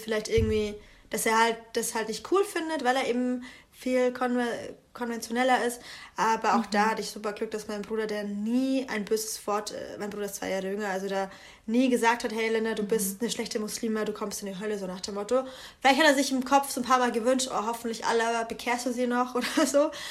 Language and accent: German; Bamberg, Bavaria, Germany; moved away; da wo ich herkomme, ist es halt ein Dorf. Bamberg ist eine 70.000 Einwohnerstadt.